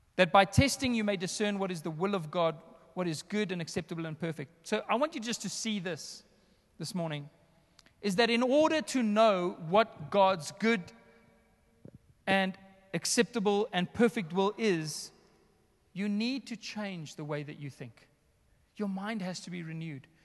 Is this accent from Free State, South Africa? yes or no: no; Johannesburg, Gauteng, South Africa; also born or lived in West Rand; I was raised here in the northern suburbs. I'm essentially in my hometown right now